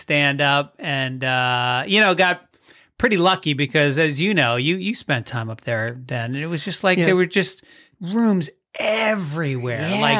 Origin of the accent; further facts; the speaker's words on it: Tarrytown, New York, United States; In New York. Yes. Tarrytown, New York.